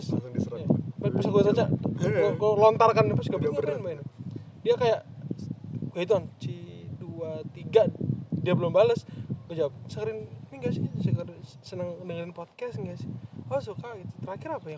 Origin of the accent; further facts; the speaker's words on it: Malang, East Java, Indonesia; gue gede di Malang kan dari SMP SMA kuliah